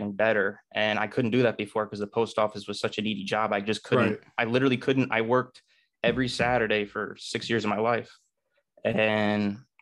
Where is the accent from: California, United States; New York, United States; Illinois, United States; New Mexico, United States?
New York, United States; Kerhonkson; also born or lived in Newburgh, New York; I grew up in Newburgh, New York, and at the around first grade, I moved to Kerhonkson, which is a little bit more rural than Newburgh.